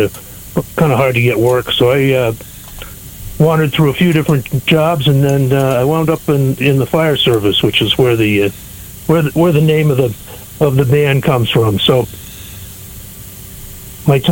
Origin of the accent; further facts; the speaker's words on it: New Hampshire, United States; also born or lived in Chicago, Illinois; grew up in New Hampshire.